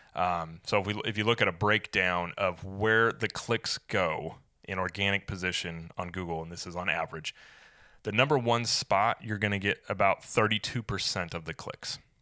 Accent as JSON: {"language": "English", "town": "Springfield", "region": "Missouri", "country": "United States", "moved": "yes", "lives_now": "Saint Augustine, United States", "said": "I'm from Springfield, Missouri"}